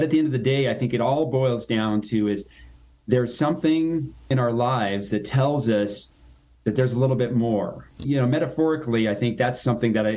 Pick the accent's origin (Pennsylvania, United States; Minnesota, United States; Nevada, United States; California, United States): Nevada, United States; Reno; my hometown here, Reno, Nevada